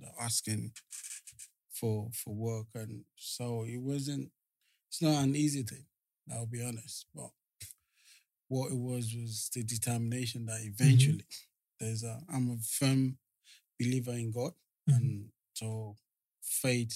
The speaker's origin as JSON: {"language": "English", "region": "Lagos", "country": "Nigeria", "tie": "born or raised there", "moved": "as an adult", "lives_now": "London, United Kingdom", "said": "I grew up in Lagos, Nigeria. Came to the UK in 1998."}